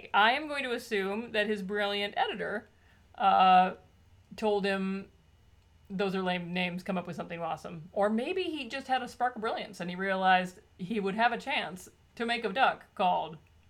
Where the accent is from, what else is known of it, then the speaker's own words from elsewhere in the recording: United States; Because we are American, we are blessed with a very nasal way of speaking